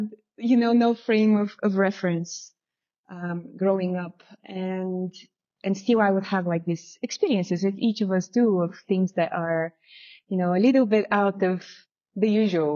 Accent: Bulgaria; moved away; So I'm originally from Bulgaria, which means that I grew up after communism. I was born during communism and grew up after communism

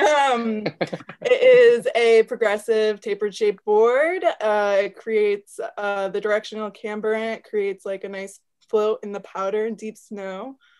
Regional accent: Fairfax, Vermont, United States; I'm from Fairfax, Vermont

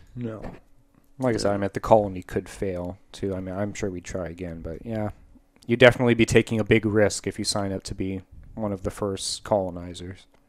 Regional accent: United States; speaking as an American

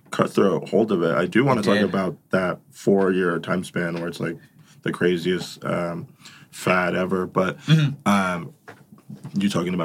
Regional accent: Phoenix, Arizona, United States; We're from Phoenix.

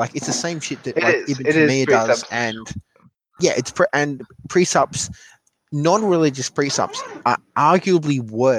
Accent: Australia; you're Australian and I'm Australian

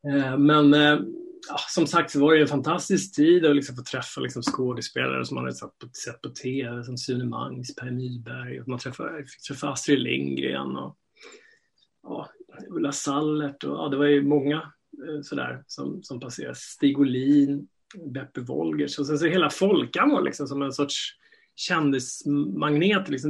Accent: Stockholm, Stockholm County, Sweden; jag är uppvuxen här i Stockholm

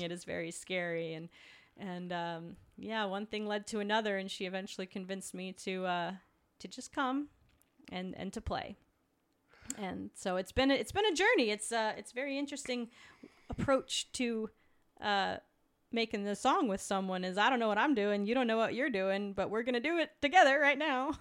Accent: south of Helena, Montana, United States; I grew up in Montana.

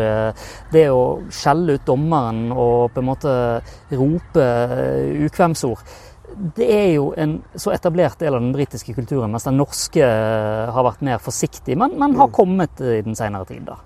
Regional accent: Bergen area, Vestland, Norway; accent: Bergen dialect; hører dialekten min, hører jo at jeg kommer fra bergenstraktene

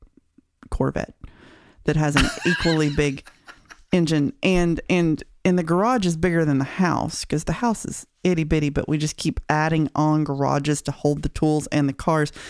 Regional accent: Sevierville, Tennessee, United States; we're both from Sevierville

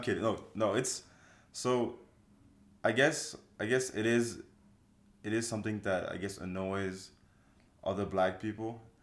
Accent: Toulouse, Occitania, France; now in United States; I'm black. I grew up in France. Therefore, my accent is just a mix of a lot of things

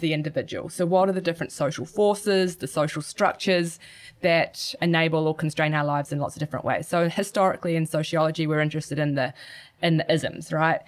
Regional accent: Gisborne, New Zealand; growing up in Gisborne, surfing and skateboarding were always, were always around

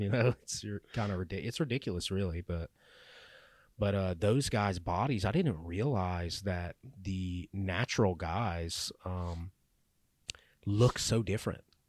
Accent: Louisiana, United States; I grew up in Louisiana, live in Louisiana

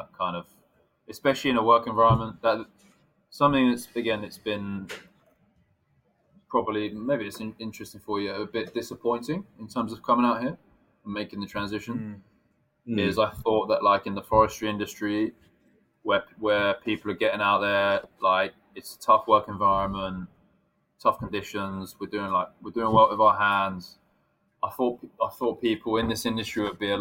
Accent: England, United Kingdom; moved away as an adult; now in Japan; whether I'm British or not

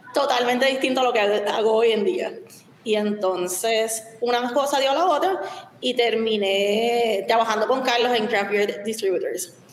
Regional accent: Puerto Rico; also born or lived in Chicago / San Francisco

